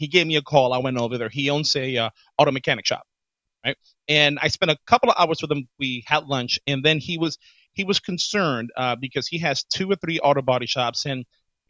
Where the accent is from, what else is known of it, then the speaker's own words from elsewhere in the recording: New York City, New York, United States; when I was growing up in the Bronx